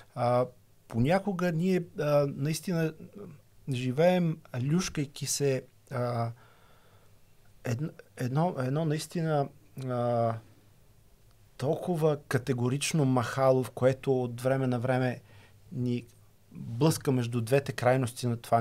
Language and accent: Bulgarian; Bulgaria; като ме питаха откъде съм от България